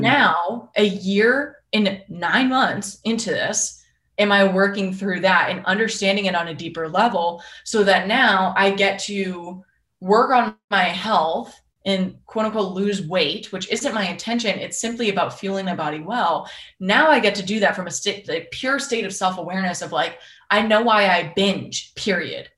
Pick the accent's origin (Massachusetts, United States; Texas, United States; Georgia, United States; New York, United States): Massachusetts, United States; Boston; I'm from Boston